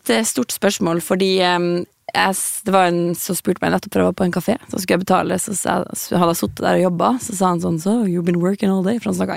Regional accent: Alta, Finnmark, Norway; Um, jeg er jo fra Alta, så jeg på, begynte på dramalinja i Alta.

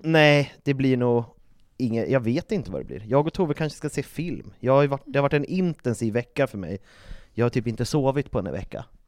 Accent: Uppsala, Uppsala County, Sweden; jag kommer från Uppsala

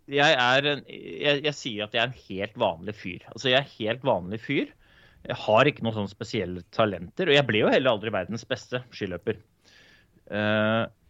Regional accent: Oslo, Norway; Jeg er jo født og oppvokst i Groruddalen

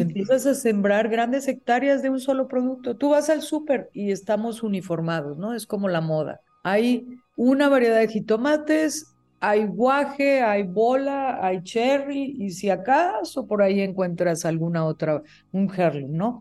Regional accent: Mexico; also born or lived in State of Mexico; como mexicanos

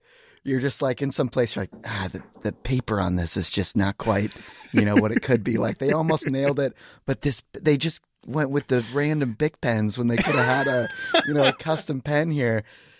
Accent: Seattle, Washington, United States; So I grew up in this area. And I was one of those kids that kind of always had like an artistic like leaning

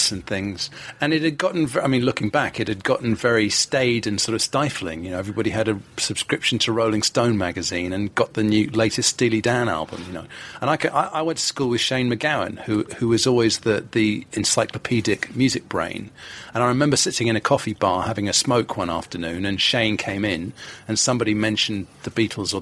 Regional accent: London, United Kingdom; I was born in London, in Hammersmith

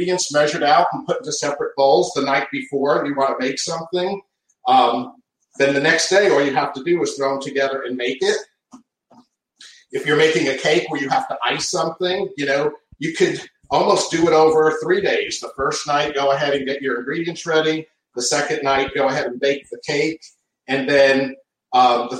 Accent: New England, United States; moved away; Growing up in the Northeast

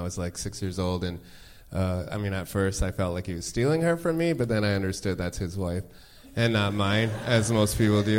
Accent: Ottawa, Ontario, Canada; moved away as an adult; now in Toronto, Canada; I was born in Toronto, but I grew up in the very fun city of Ottawa

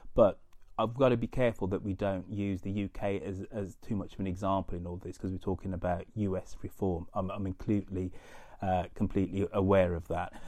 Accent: United Kingdom; as a Brit

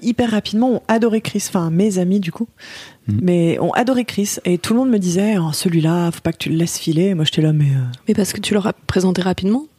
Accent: Lyon, Auvergne-Rhône-Alpes, France; moved away; à la base, je suis lyonnaise

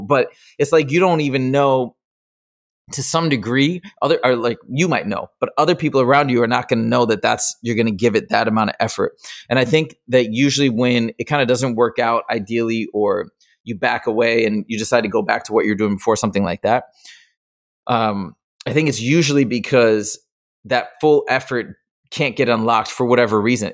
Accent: Michigan, United States; moved away as an adult; now in Los Angeles, United States; I grew up in Michigan

